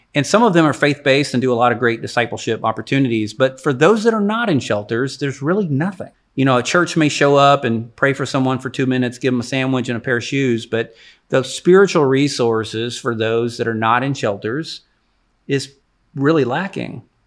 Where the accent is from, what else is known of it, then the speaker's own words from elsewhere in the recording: Jacksonville, Texas, United States; I grew up in East Texas, so I'm an East Texas kid. Uh, Jacksonville is where I graduated high school